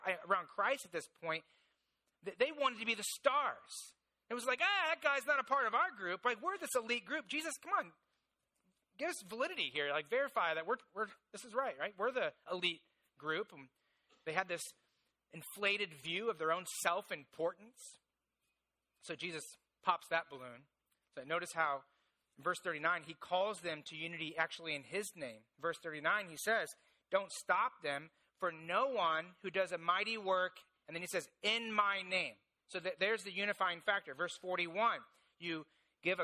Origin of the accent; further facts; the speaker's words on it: Indiana, United States; I grew up in Indiana, and so in Indiana, there's basically three things